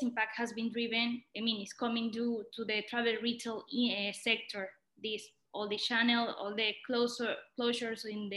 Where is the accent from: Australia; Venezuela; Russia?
Venezuela; moved away as an adult; also born or lived in London / Dubai / San Francisco; I'm originally from Venezuela. I was born and raised there